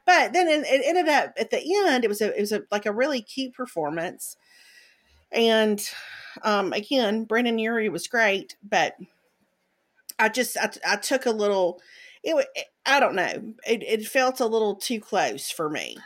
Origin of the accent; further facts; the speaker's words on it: Mississippi, United States; I grew up in Mississippi